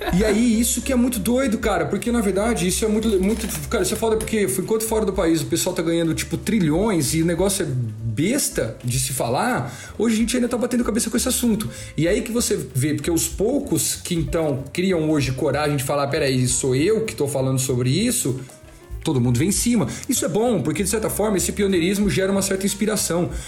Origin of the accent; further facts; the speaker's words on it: Ribeirão Preto, São Paulo, Brazil; Sou daqui do interior de São Paulo, de Ribeirão Preto